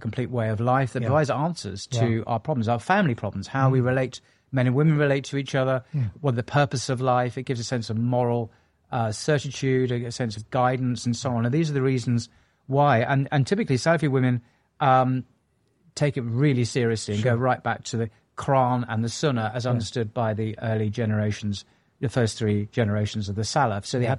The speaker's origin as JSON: {"language": "English", "region": "England", "country": "United Kingdom", "said": "I'm an Englishman."}